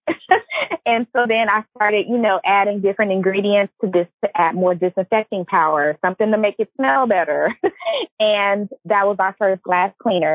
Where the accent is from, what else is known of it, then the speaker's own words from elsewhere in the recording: Los Angeles, California, United States; I'm from Los Angeles